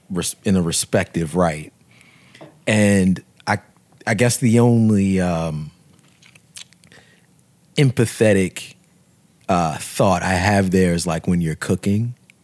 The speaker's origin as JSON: {"language": "English", "country": "United States", "said": "I'm what our cousins, a Yankee. I'm in the, from the States. Like, you know, I'm Black American."}